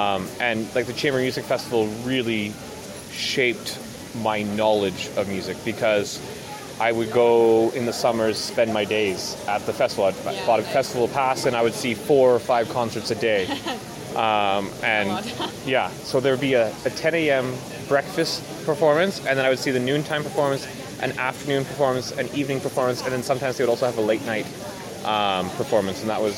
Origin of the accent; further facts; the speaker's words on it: Ottawa, Ontario, Canada; I grew up in Ottawa, so the capital city